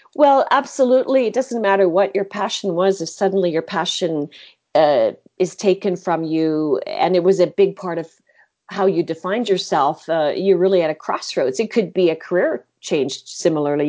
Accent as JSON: {"language": "English", "town": "Halifax", "region": "Nova Scotia", "country": "Canada", "tie": "born or raised there", "said": "I grew up in Halifax, and my mother was a marine biologist with Department of Fisheries and Oceans in Canada"}